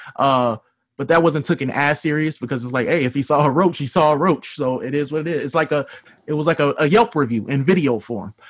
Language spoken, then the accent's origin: English; Kansas City, United States; I'm from Kansas City